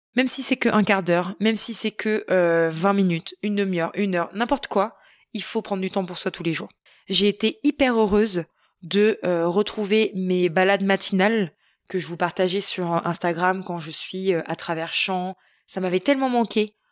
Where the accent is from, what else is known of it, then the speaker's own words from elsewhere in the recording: Normandy, France; chez nous en Normandie